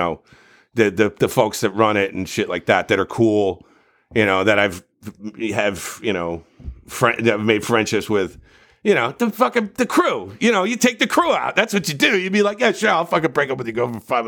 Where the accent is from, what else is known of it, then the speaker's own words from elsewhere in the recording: New Jersey, United States; I'm from New Jersey